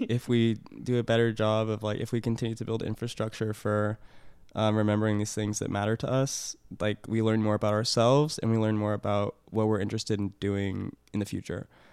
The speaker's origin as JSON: {"language": "English", "town": "Portland", "region": "Oregon", "country": "United States", "tie": "born or raised there", "said": "I grew up near Portland"}